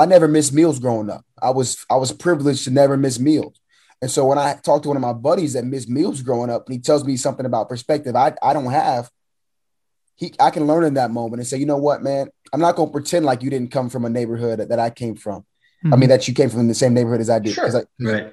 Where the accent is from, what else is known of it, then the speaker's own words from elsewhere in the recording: United States; I was born in the States